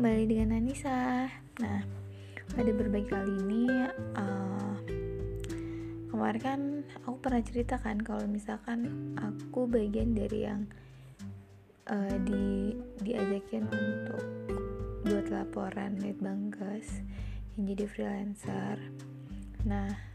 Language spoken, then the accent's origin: Indonesian; Banten, Indonesia; moved away